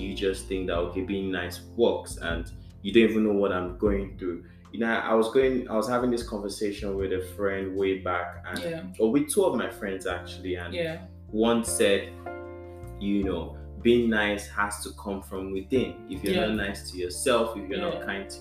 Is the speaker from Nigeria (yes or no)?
yes; Nigeria; as a Nigerian